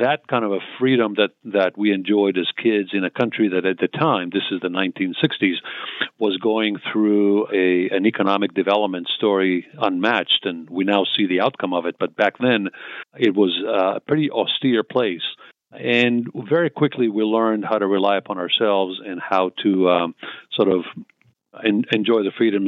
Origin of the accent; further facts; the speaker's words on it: Israel; moved away as an adult; also born or lived in Tel Aviv, Israel / southern Israel; now in United States; I was born and raised in Israel, in Tel Aviv, then ended up, my parents moved to the south